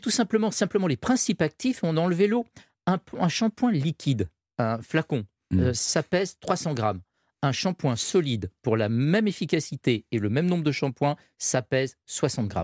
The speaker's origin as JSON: {"language": "French", "country": "France", "said": "nous, en tant que Français"}